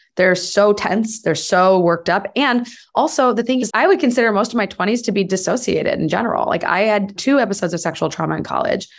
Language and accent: English; United States